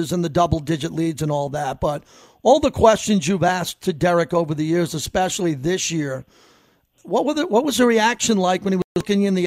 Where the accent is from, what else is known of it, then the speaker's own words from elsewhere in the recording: New York, United States; moved away as an adult; now in Las Vegas, United States; As I grew up in New York, I had great pizza my whole life in New York. Unbelievable pizza, because I'm from New York.